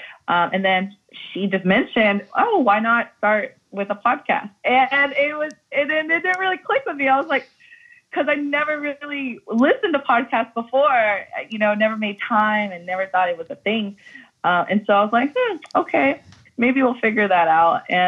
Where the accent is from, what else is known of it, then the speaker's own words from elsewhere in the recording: North Carolina, United States; I come from North Carolina. My family grew up in a primarily white community there. And so we had about maybe 2 or 3, 4 or 5 Lao families within a 10, 15 mile radius.